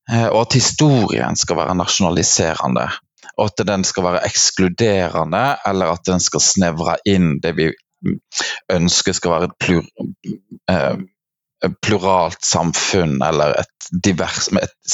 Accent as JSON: {"language": "Norwegian", "region": "Vestland", "country": "Norway", "said": "jeg kommer fra Hardanger. Det er mange som lurer på når de hører meg snakke, hvor jeg kommer fra, for jeg har en ganske utvatna dialekt."}